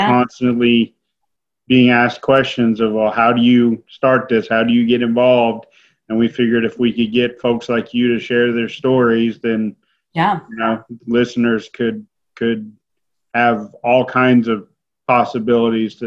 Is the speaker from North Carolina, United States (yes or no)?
yes; Lexington, North Carolina, United States; I grew up in Lexington, but in Lexington, North Carolina